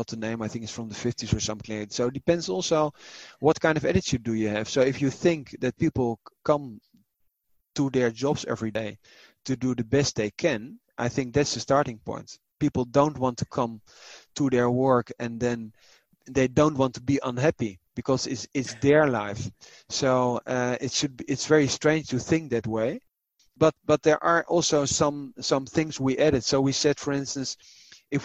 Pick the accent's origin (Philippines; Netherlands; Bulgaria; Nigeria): Netherlands; I was raised in the Netherlands